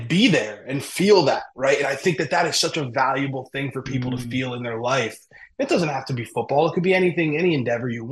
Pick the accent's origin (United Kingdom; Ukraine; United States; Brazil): United States; Berwick, Pennsylvania; also born or lived in Harrisburg, Pennsylvania; I'm from Berwick, Pennsylvania